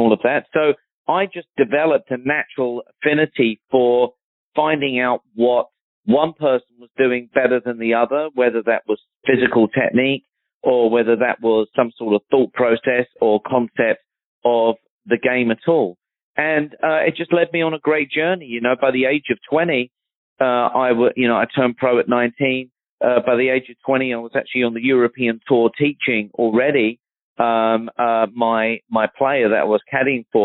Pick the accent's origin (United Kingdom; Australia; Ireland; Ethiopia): United Kingdom; Surrey, South East England; moved away; I grew up one county away from Justin. He's from Hampshire, and I'm from Surrey, back in London